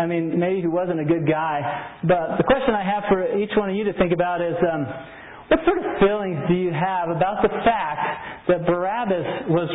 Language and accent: English; New Mexico, United States; I'm from New Mexico